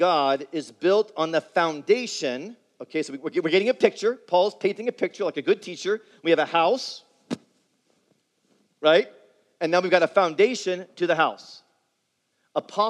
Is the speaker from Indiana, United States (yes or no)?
yes; Indianapolis, Indiana, United States; growing up in Indianapolis, where I grew up